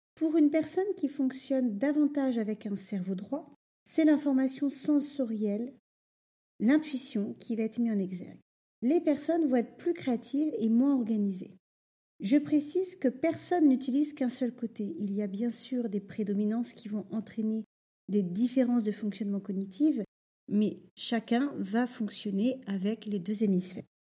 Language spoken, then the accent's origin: French; Normandy, France; moved away as an adult; also born or lived in Rouen; now in Paris, France; j'ai grandi en Normandie